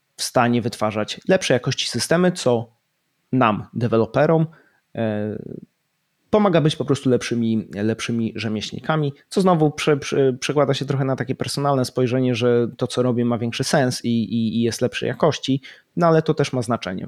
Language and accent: Polish; Poland; moved away as an adult; also born or lived in United Kingdom; wyjechałem z Polski